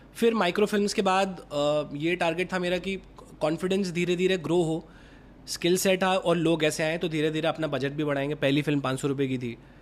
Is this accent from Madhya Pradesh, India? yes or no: yes; Gwalior, Madhya Pradesh, India; moved away; also born or lived in Indore / Mumbai; मैं ग्वालियर से आया इंदौर